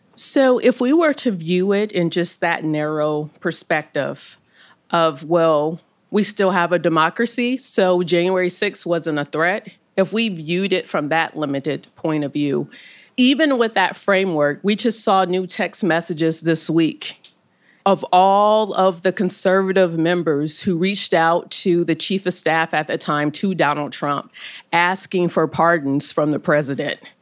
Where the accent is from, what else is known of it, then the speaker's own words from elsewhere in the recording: Omaha, Nebraska, United States; I'm from Omaha, Nebraska. I'm sure there's a lot of questions with how it's a black girl from Omaha, Nebraska, on both sides of the family.